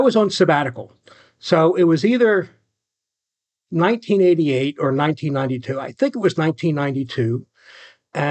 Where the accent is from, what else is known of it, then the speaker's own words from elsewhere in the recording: outside of Philadelphia, Pennsylvania, United States; now in Florida, United States; I grew up outside of Philadelphia in a working class Irish Catholic community and family.